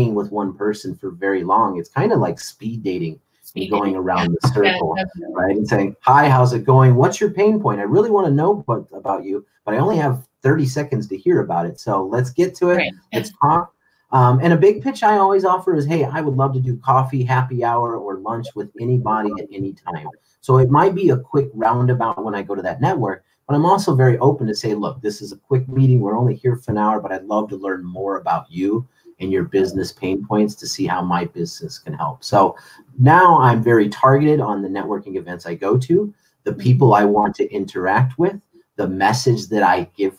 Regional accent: Chicago, Illinois, United States; now in San Diego, United States; growing up in Chicago

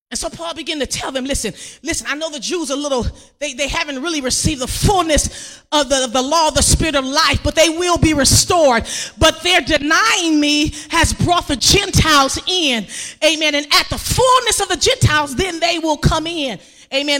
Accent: Compton, California, United States; I grew up in Compton, graduated from Compton

